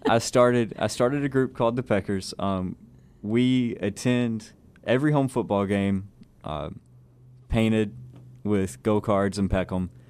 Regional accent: Buna, Texas, United States; I'm originally from Buna, Texas, so in this area

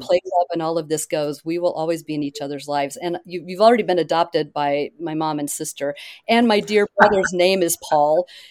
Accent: Oklahoma, United States; moved away; I grew up in Oklahoma.

